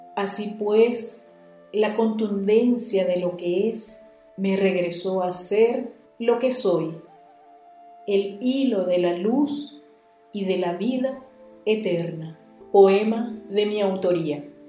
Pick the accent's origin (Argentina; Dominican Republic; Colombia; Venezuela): Venezuela; el poeta de mi tierra